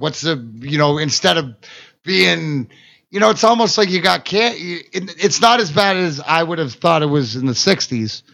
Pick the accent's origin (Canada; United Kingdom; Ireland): Canada; I'm Canadian.